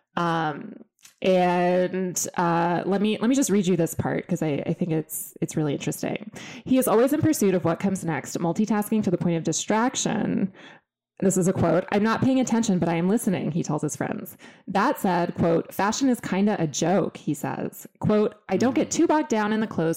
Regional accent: Austin, Texas, United States; I come from Austin, Texas, and my dad was a math professor

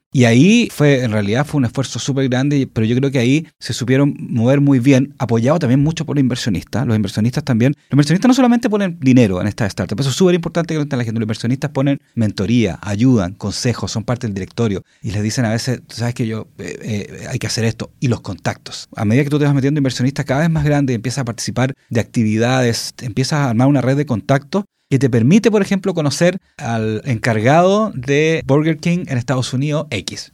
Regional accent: Chile; en Chile

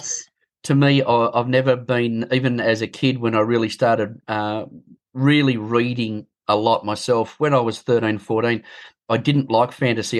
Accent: Bathurst, New South Wales, Australia; Bathurst, my hometown. I was born in Bathurst

